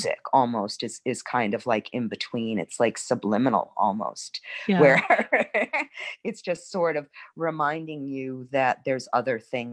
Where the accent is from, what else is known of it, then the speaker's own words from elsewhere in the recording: New York City, New York, United States; now in New Orleans, United States; I'm originally from Brooklyn